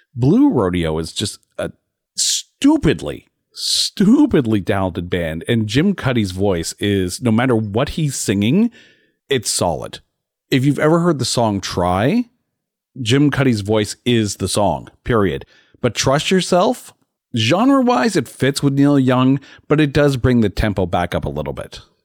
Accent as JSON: {"language": "English", "country": "Canada", "said": "as a Canadian"}